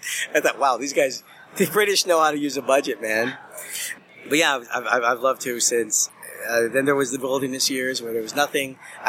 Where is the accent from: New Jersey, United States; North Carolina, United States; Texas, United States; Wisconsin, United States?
Texas, United States; El Paso; I grew up in El Paso, Texas, so there wasn't a lot of and growing up in the 80s, not a lot of guys I could talk to about this sort of thing.